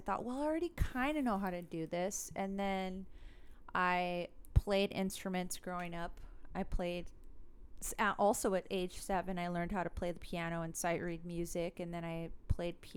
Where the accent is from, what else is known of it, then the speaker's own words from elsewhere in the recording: Los Angeles, California, United States; I'm from Los Angeles